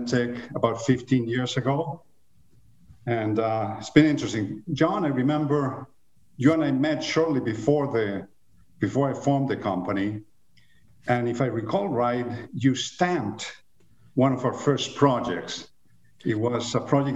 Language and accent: English; Chile; moved away as an adult; also born or lived in Venezuela / Los Angeles, United States; now in United States; I was born in Chile in the mid-50s, quite a while ago. I was raised and went to high school in Chile and left.